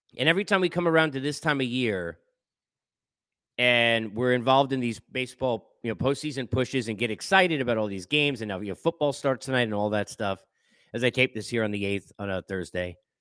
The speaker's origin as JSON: {"language": "English", "area": "Long Island", "region": "New York", "country": "United States", "tie": "born or raised there", "said": "Living in New York and growing up in Long Island"}